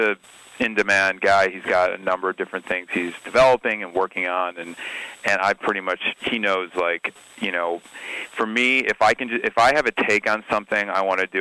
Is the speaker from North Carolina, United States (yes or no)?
no; Highland Park, Illinois, United States; I grew up in the 80s in suburban Chicago in Highland Park, Illinois